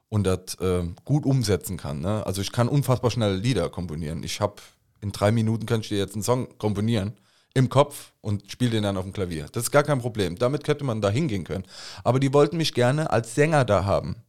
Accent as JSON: {"language": "German", "town": "Koblenz", "region": "Rhineland-Palatinate", "country": "Germany", "tie": "born or raised there", "accent": "Koblenzer Platt", "said": "Unsere ganze Familie ist hier aufgewachsen"}